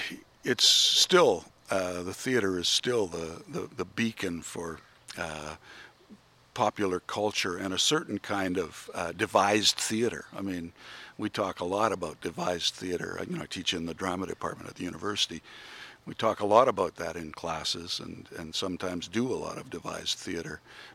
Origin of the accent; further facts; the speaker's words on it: near Melfort, Saskatchewan, Canada; I grew up near Melfort, so it's got a special ring for me.